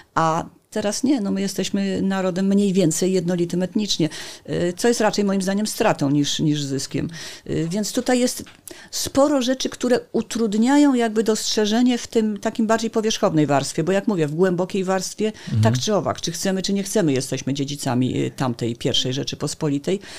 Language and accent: Polish; Gdańsk, Pomeranian Voivodeship, Poland; Jestem gdańszczanką